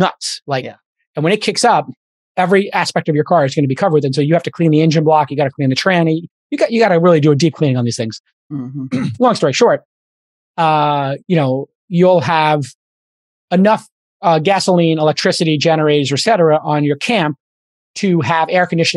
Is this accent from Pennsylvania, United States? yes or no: no; New York City, New York, United States; I'm a kid from Brooklyn